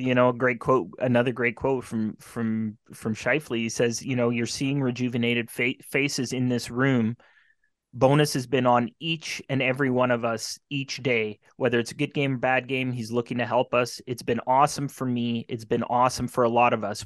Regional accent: Carman, Manitoba, Canada; my hometown Carmen Beavers

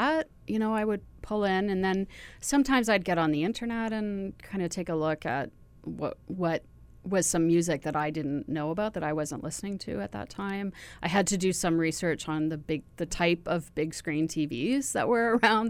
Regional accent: Ontario, Canada; moved away; I'm from Ontario originally

